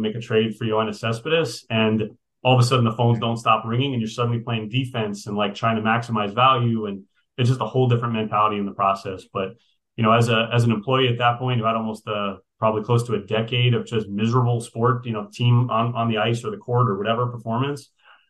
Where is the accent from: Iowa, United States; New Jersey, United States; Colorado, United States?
New Jersey, United States; So when I was at UF in college, I was coming from New Jersey. I didn't know a soul in Gainesville.